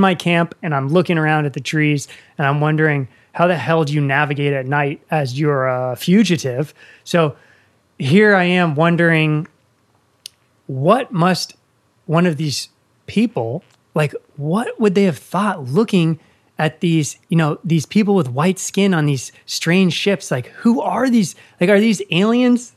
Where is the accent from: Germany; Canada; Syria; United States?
United States; Northern Virginia; also born or lived in Blue Ridge Mountains; I'm from Northern Virginia, and now I live in the Blue Ridge Mountains